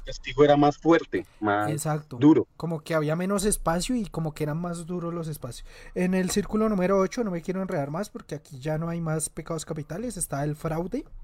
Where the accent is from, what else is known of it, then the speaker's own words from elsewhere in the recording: Antioquia, Colombia; yo soy de Antioquia.